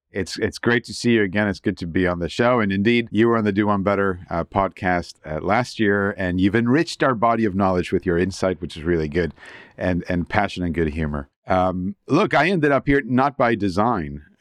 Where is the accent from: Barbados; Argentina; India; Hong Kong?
Argentina; also born or lived in United States / Canada / Luxembourg / Switzerland; now in United Kingdom; I'm originally from Argentina and I'm a paragon of globalization, you could say. I lived in the US and in Canada, uh, Luxembourg, Switzerland, and now here in the UK.